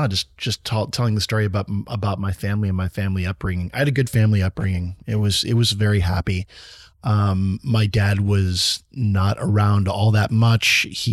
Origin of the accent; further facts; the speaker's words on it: Michigan, United States; And so my background, I was born 1976 in Southeast Michigan, right?